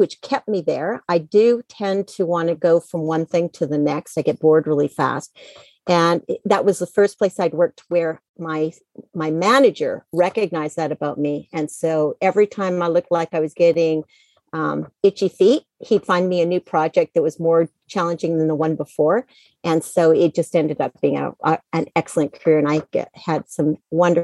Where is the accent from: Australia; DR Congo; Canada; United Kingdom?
Canada; moved away as an adult; also born or lived in United States; now in Penang, Malaysia; I grew up in Canada. I moved to the States in the late 90s